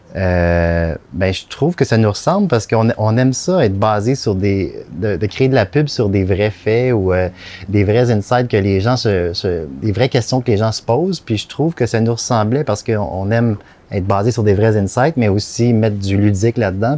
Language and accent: French; Candiac, Quebec, Canada; je viens de Candiac, sur la rive sud, magnifique banlieue.